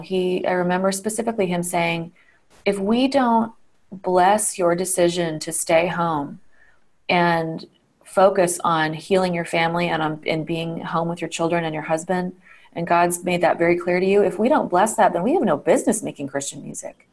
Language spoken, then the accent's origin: English; Colorado Springs, Colorado, United States; moved away; I grew up in Colorado Springs, um, and I just took my kids back there uh, last week to visit still very much feels like home to me